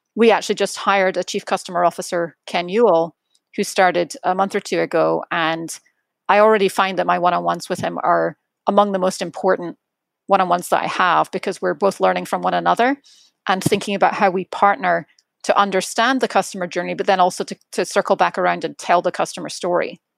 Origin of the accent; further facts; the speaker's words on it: Edinburgh, Scotland, United Kingdom; moved away; my hometown is Edinburgh